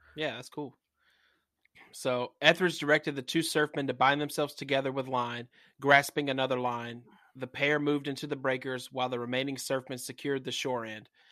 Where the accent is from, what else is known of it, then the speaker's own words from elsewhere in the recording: the South, United States; I'm from the South